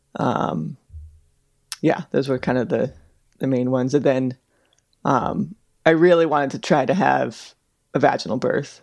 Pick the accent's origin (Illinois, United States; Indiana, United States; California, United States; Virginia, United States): California, United States; Bay Area, Northern; moved away as an adult; also born or lived in Chicago / Seattle / Pittsburgh; now in Anchorage, United States